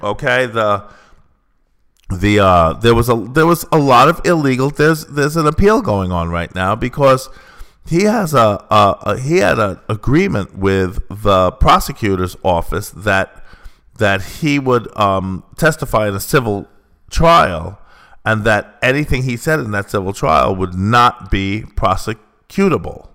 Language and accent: English; United States; moved away; that is the country I grew up in. I was born in America. I'm an American